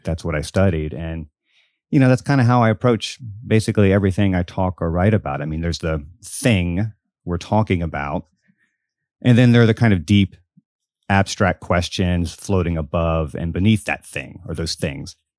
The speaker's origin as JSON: {"language": "English", "town": "Biloxi", "region": "Mississippi", "country": "United States", "tie": "born or raised there", "said": "I grew up in Biloxi, Mississippi, all the way down on the Gulf Coast."}